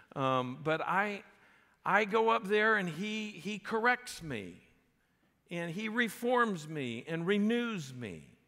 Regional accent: South Florida, United States; I grew up in South Florida

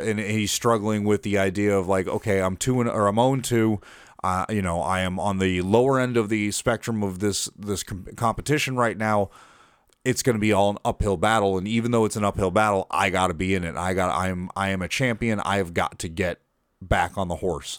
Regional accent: Massachusetts, United States; now in Florida, United States; I was born in Massachusetts. I am not a native Floridian

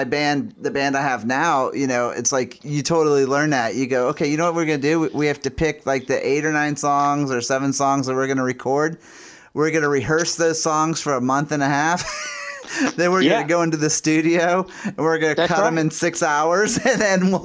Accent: New Orleans, Louisiana, United States; my hometown in New Orleans

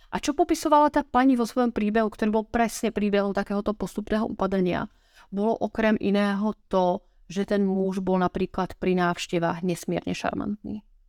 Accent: Slovakia; Ja som zo Slovenska

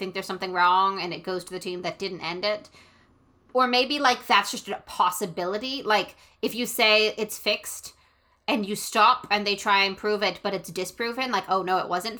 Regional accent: Canada

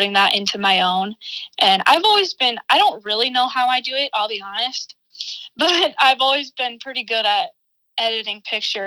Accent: Armour, South Dakota, United States; born or raised there; now in Brookings, United States

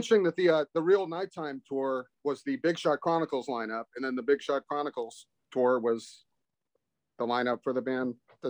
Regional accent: Houston, Texas, United States; I'm from Houston.

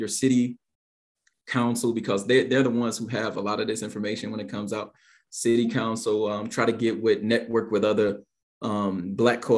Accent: East Chicago, Indiana, United States; I'm from East Chicago, which is it's a town like right on the border

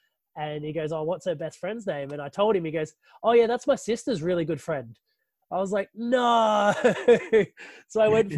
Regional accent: Guernsey; I'm from Guernsey.

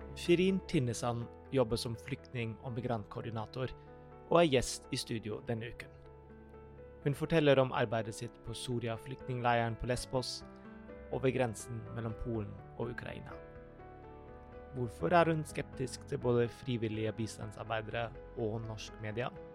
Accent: Germany; moved away; Jeg, jeg er jo tysk

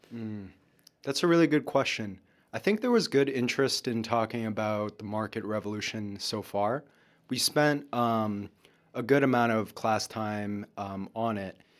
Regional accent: Lawrence, Massachusetts, United States; moved away; Lawrence, my hometown, is very much an immigrant city

